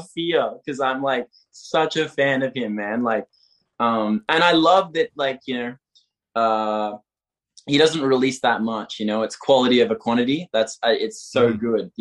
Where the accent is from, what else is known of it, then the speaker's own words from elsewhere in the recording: Melbourne, Victoria, Australia; moved away as an adult; now in Barcelona, Spain; I'm from Melbourne, Australia.